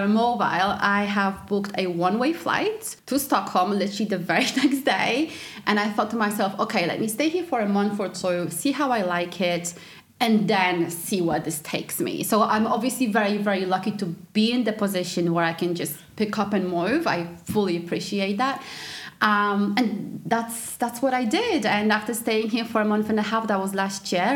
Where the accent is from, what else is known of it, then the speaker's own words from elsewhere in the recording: Poland; moved away as an adult; also born or lived in England; now in Sweden; growing up in Poland